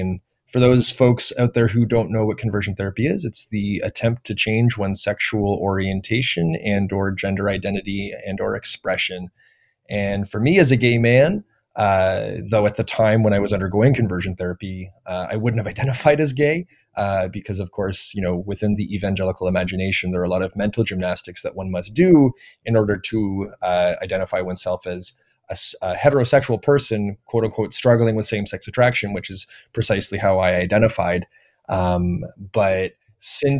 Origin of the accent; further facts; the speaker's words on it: Toronto, Ontario, Canada; I was born and raised in Toronto